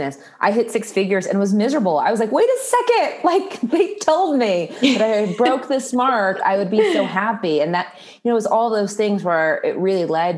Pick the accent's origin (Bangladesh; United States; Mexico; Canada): United States; Indianapolis, Indiana; moved away as an adult; also born or lived in Washington, District of Columbia, United States; I moved back to my hometown of Indianapolis